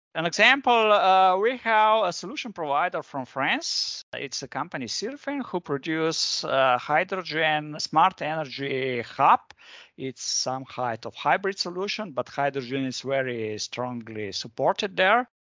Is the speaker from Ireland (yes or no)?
no; Ljubljana, Slovenia; I'm coming from Ljubljana, from Slovenia